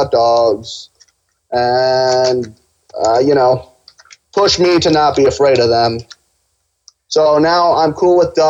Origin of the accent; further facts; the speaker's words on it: Cincinnati, Ohio, United States; also born or lived in Pakistan; I'm Pakistani, sort of. I was born in Pakistan. I was raised in Cincinnati, greatest city in the world.